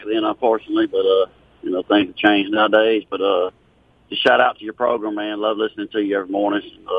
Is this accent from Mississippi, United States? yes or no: yes; Jackson, Mississippi, United States; I don't know if you remember me growing up in South Jackson.